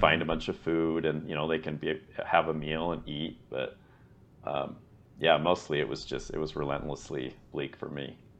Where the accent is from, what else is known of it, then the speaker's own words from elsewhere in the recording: United States; I'm American